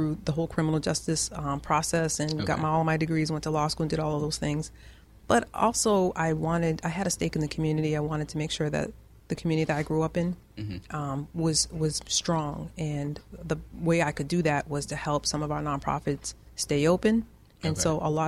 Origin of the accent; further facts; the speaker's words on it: Worcester, Massachusetts, United States; I'm originally from Worcester. So I'm a Worcester girl. And went to school here, Columbus Park, Sullivan Middle, South High